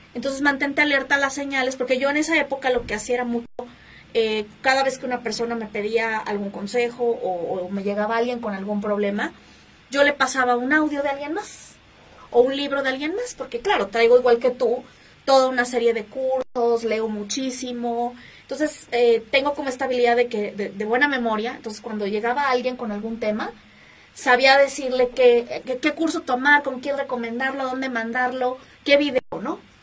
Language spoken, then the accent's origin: Spanish; Mexico City, Mexico; soy originaria aquí de la Ciudad de México